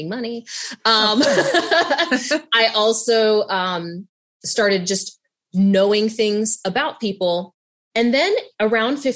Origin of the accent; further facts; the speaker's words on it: Southern West Virginia, United States; I grew up mixed race in Southern West Virginia